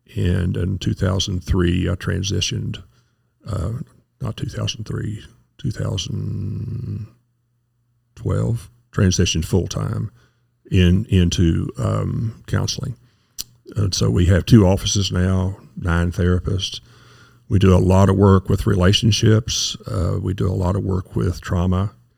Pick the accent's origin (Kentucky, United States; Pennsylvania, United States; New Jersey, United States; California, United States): Kentucky, United States; moved away; also born or lived in Nashville, Tennessee / Kansas City; you would never guess it from my accent, but I'm from Kentucky. So, uh, grew up there